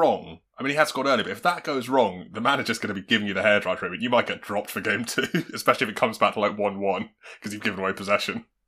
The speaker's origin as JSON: {"language": "English", "region": "England", "country": "United Kingdom", "said": "we're English"}